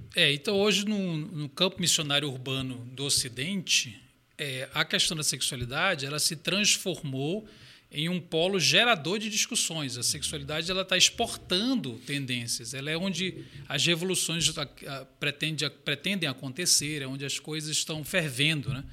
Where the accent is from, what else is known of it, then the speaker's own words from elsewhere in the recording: Belém, Pará, Brazil; also born or lived in Belo Horizonte; now in São Paulo, Brazil; Eu sou de Belém do Pará